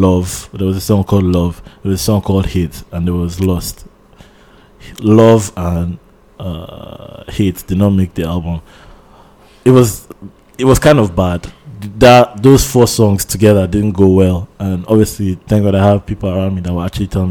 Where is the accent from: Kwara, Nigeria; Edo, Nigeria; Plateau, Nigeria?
Plateau, Nigeria; Jos; also born or lived in Lagos, Nigeria; now in Ottawa, Canada; I lived in Jos. I was born in Jos. First 3 years of my life, I was there